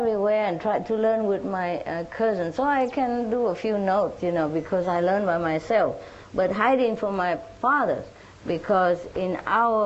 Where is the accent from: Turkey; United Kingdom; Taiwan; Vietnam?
Vietnam; moved away as an adult; also born or lived in France; I was born in Vietnam